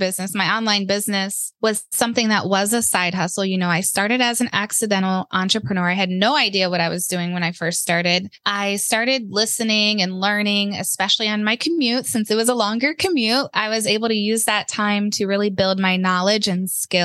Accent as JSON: {"language": "English", "region": "Ohio", "country": "United States", "moved": "as an adult", "lives_now": "North Carolina, United States", "said": "we're from Ohio"}